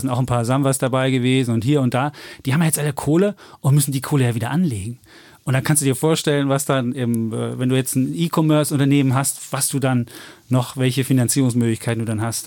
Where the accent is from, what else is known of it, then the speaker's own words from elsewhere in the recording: Leipzig, Saxony, Germany; Ich bin ja als Leipziger natürlich RB Leipzig-Fan